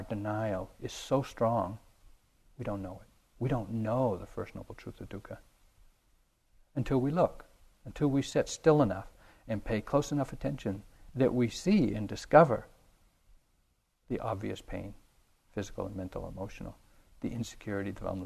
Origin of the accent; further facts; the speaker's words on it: New England, United States; I grew up in New England in the 50s